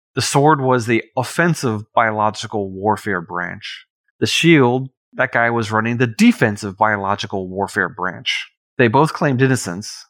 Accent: the Hamptons, Long Island, New York, United States; I grew up on Long Island on the South Fork in the Hamptons.

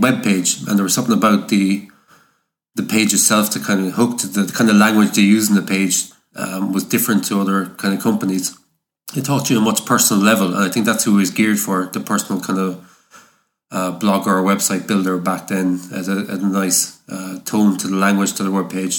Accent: Ireland; I come from Ireland

